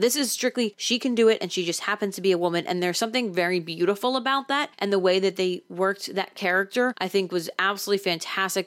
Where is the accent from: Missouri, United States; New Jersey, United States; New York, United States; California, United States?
New Jersey, United States; I'm from New Jersey